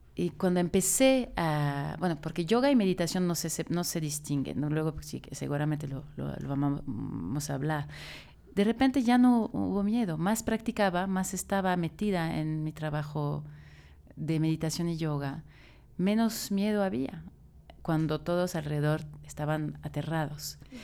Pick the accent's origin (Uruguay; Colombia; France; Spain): France; now in Mexico City, Mexico; Soy francesa, es importante, es mi, raíz